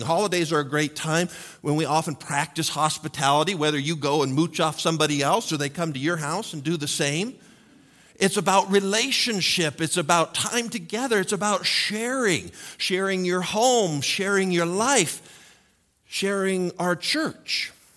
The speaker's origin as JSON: {"language": "English", "country": "United States", "said": "as American males"}